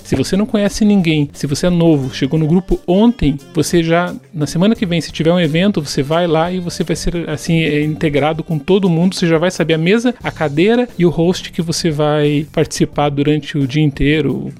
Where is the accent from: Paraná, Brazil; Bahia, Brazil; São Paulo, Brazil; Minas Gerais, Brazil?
Paraná, Brazil; Curitiba; eu sou curitibano, né? Eu nasci aqui em Curitiba